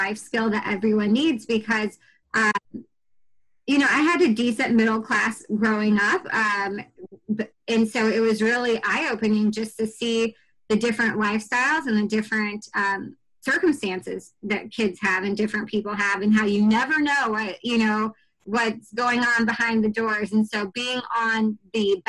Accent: Danville, Illinois, United States; moved away as an adult; also born or lived in Camp Pendleton, California / Okinawa, Japan; I'm from Danville, Illinois

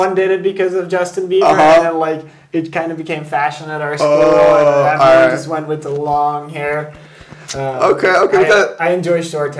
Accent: Seville, Andalusia, Spain; moved away as an adult; also born or lived in Belgium; I always say that I was born in Belgium and I grew up in Spain because when I was seven, we moved to Spain.

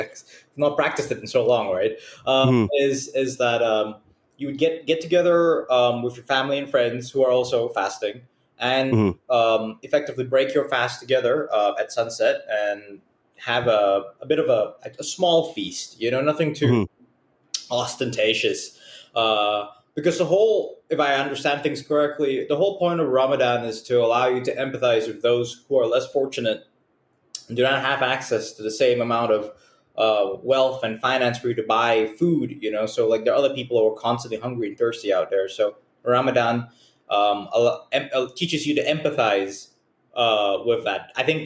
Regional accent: Malaysia; I grew up as in a Muslim household. I don't practice it anymore, but growing up in Malaysia

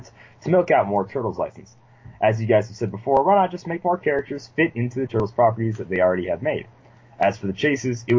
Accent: United States; I am American

